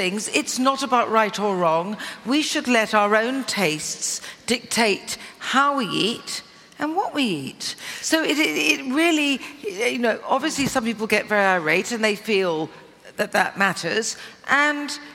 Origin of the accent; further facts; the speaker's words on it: Cornwall, South West England, United Kingdom; I am more Cornish than Devonian